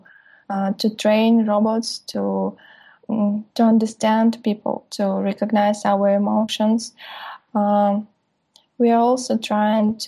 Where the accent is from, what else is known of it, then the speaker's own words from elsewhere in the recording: Russia; I'm from Russia, from Siberian State Aerospace University